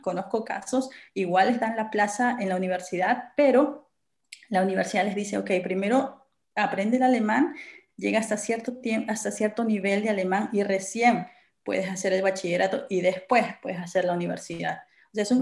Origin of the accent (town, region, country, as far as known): Peru; moved away as an adult; now in Germany